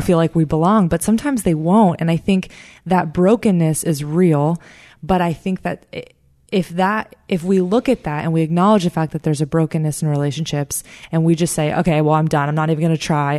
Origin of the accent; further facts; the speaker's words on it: South Florida, United States; I'm from South Florida. I, I'm working now at the church that I grew up